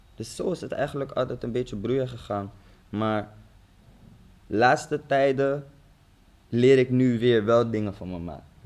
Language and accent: Dutch; Zoetermeer, South Holland, Netherlands; moved away; also born or lived in The Hague; we zijn toen verhuisd naar Den Haag. Ik kom eigenlijk uit Zoetermeer